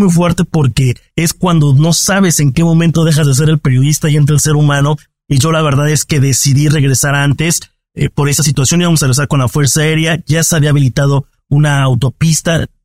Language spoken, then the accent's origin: Spanish; Mexico; yo soy periodista, vengo de México, pero no te puedo llevar conmigo.